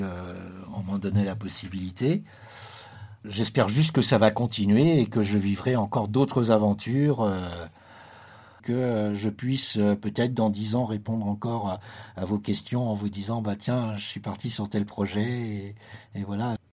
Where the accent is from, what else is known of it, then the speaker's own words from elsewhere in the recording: France; moved away as an adult; also born or lived in Morocco; de revenir en France, puisque j'avais quitté la France pendant plus de dix ans, euh, c'était de me challenger aussi, de revenir un peu sur ma terre natale